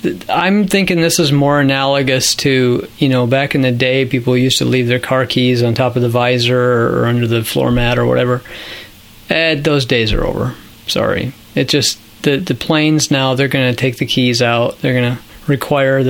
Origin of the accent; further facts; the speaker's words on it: Minnesota, United States; I grew up in Minnesota